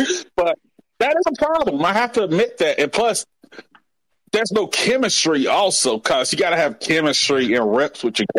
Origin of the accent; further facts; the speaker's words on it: Montgomery, Alabama, United States; Hey, I'm from Montgomery, Alabama, man.